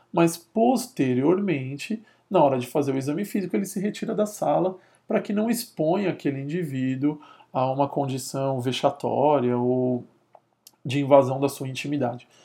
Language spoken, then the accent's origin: Portuguese; São Paulo, Brazil; porque eu sou aqui de São Paulo